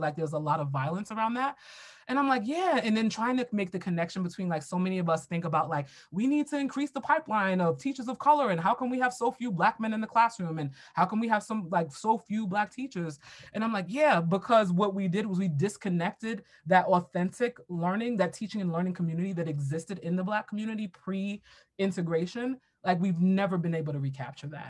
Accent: New York City, New York, United States; I grew up in Brooklyn, New York

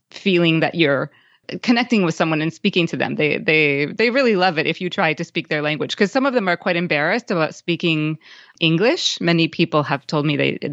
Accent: Minnesota, United States; moved away as an adult; now in Madrid, Spain; I'm from the United States, from Minnesota

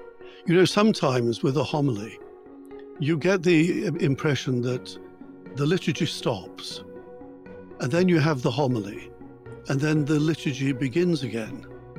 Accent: Yorkshire and the Humber, United Kingdom; now in Vatican City; Well, I'm an Englishman and a very proud Yorkshireman from the north of England.

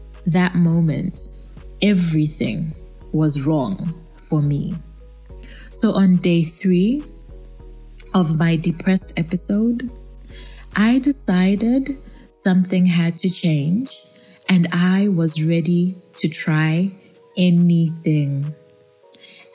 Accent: Zambia; also born or lived in Kabwe and Lusaka, Zambia; Yes, I am African. I come from Zambia, and I'm currently based between Kabwe and Lusaka, which is basically central Zambia

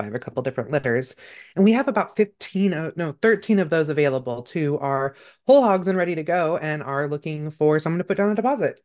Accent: Northern California, United States; I grew up in Northern California.

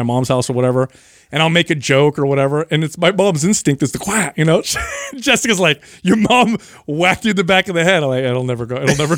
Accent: San Jose, California, United States; I grew up in San Jose

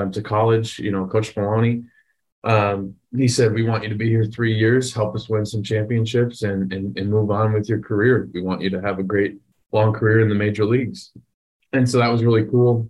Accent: Wisconsin, United States; I wanted to be the next Brett Favre growing up in Wisconsin.

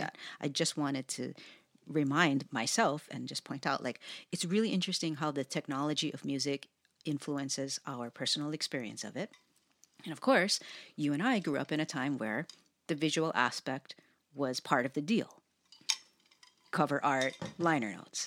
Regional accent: Hawaii, United States; having been born and raised in Hawaii

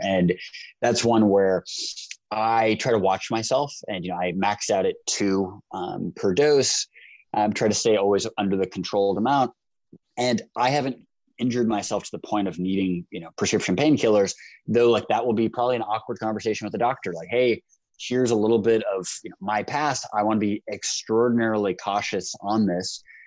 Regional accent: United States; because I'm American

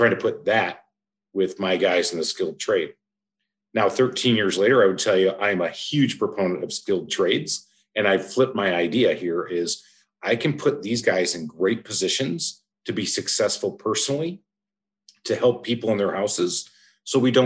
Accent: Michigan, United States; now in Atlanta, United States; I'm from Michigan

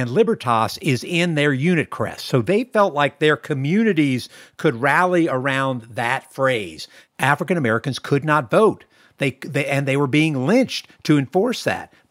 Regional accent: Alexandria, Virginia, United States; Yeah, I grew up in Northern Virginia at first

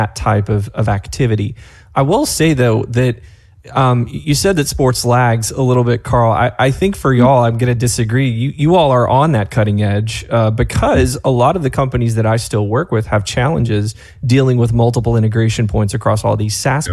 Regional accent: North Georgia, United States; accent: Southern; I grew up in a trailer in North Georgia. My Southern's going to come out here in a minute

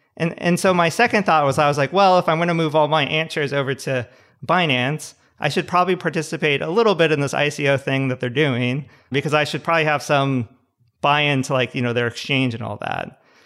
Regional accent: Southern California, United States; also born or lived in San Luis Obispo / Palo Alto; I grew up in Southern California

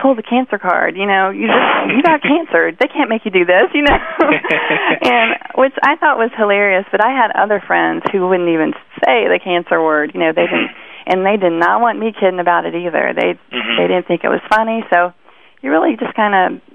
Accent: Indianapolis, Indiana, United States; I was living in Indianapolis at the time. That's my hometown

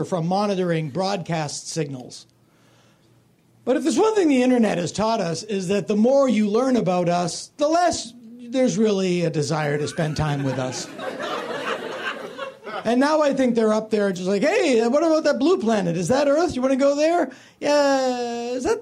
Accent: Philadelphia, Pennsylvania, United States; the kind of guy that I knew growing up in Philly

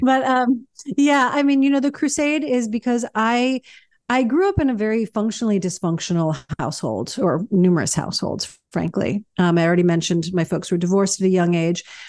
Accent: New York City, New York, United States; also born or lived in Baltimore, Maryland; growing up in New York was you know, it was kinda everything, um, I, I grew up fast because of it

